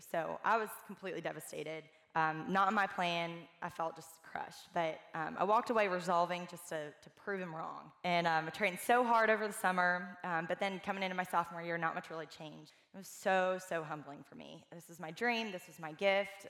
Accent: Atlanta, Georgia, United States; moved away as an adult; now in Birmingham, United States; I'm originally from Atlanta

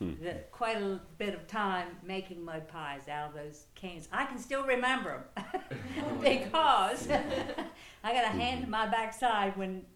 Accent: Dorchester County, Maryland, United States; I grew up in Dorchester County, so I'm down the road a little bit on a farm.

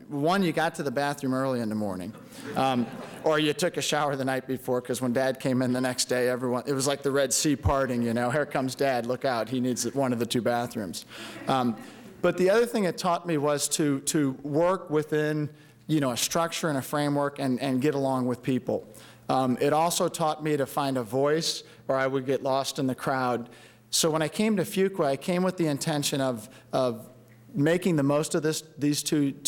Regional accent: St. Louis, Missouri, United States; moved away as an adult; also born or lived in Durham, North Carolina; I grew up in St. Louis, very historic, old city.

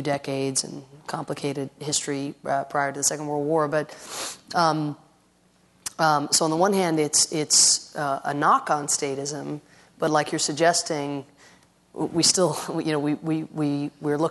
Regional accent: Ireland; moved away; I come from Ireland originally

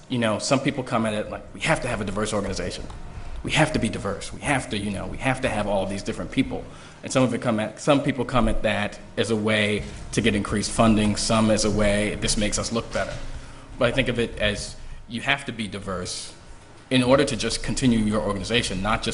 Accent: New York City, New York, United States; moved away as an adult; also born or lived in Connecticut / Chicago; now in California, United States; I'm from a little town called New York City. I grew up in Harlem. I went to college in Connecticut. I moved to California. I've been in California about 10 years, maybe, between that with stints in Chicago and here

